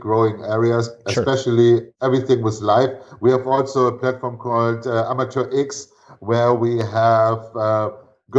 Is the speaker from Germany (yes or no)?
yes; Northern Germany, Germany; moved away; also born or lived in Venezuela; I grew up on the Baltic Sea in north of Germany